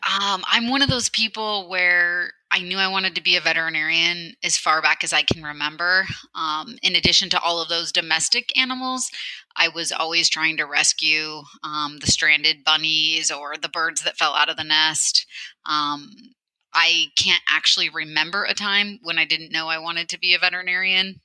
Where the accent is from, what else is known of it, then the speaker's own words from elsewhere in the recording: central Illinois, United States; moved away as an adult; now in Portland, United States; I actually grew up uh, on a small farm in a rural area of central Illinois.